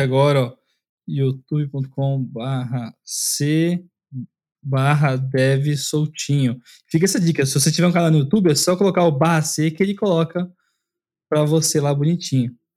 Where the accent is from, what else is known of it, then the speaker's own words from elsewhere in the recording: São Paulo, Brazil; also born or lived in Vila Mariana, São Paulo; hoje eu tô morando na Vila Mariana, eu nasci e cresci lá na Zona Leste